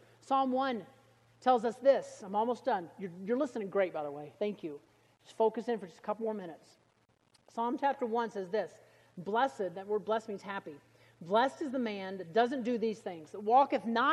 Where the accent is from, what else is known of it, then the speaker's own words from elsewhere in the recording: Alabama, United States; I was from Alabama